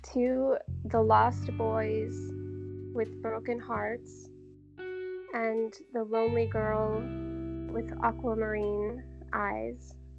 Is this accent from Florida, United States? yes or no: yes; Jacksonville, Florida, United States; also born or lived in Savannah, Georgia; now in Seattle, United States; I grew up in Jacksonville, and most of my family is in Georgia, in um, about an hour from Savannah.